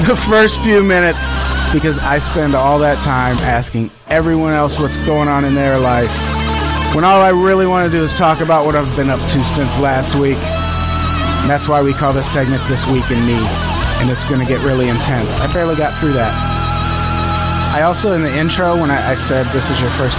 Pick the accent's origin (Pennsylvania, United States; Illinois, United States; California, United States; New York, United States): Illinois, United States; Peoria; now in Los Angeles, United States; I'm from Peoria, Illinois